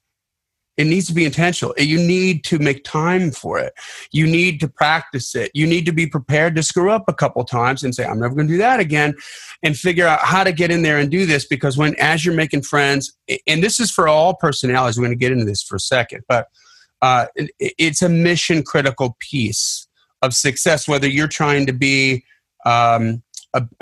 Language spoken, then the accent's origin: English; Delavan, Wisconsin, United States; I grew up in Delavan, Wisconsin